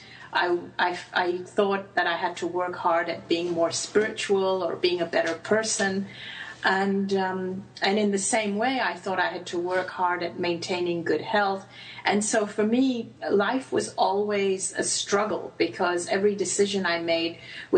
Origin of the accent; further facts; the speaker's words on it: Hong Kong; I grew up in Hong Kong and went to a British school, but my parents are Indian